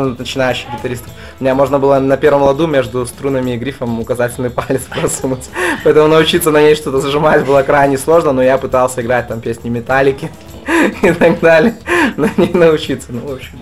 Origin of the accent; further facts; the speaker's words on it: Babruysk, Mogilev Region, Belarus; мы приехали специально из Бобруйска, ну, как мой родной город, в Минск